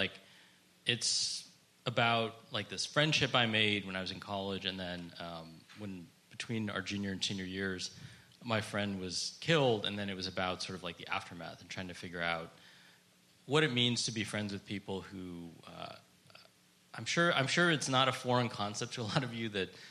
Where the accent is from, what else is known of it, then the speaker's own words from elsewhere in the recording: California, United States; being a Californian